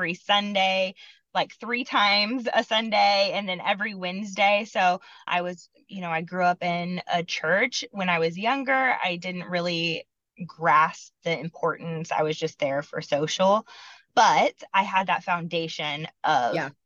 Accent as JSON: {"language": "English", "region": "Iowa", "country": "United States", "tie": "born or raised there", "moved": "as an adult", "lives_now": "Kansas City, United States", "said": "I grew up in Iowa"}